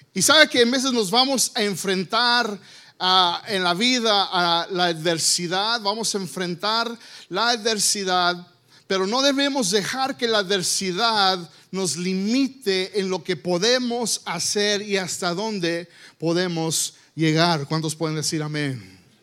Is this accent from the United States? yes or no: yes; United States; Spanish is a second language; yo nací aquí en los Estados Unidos